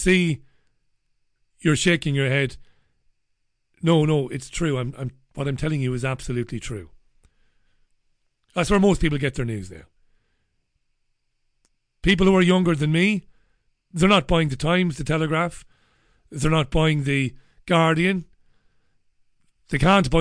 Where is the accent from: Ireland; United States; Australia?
Ireland; Waterford, Munster; moved away as an adult; I come from Waterford City. I've not lived in Waterford for 20 years, but I come from Waterford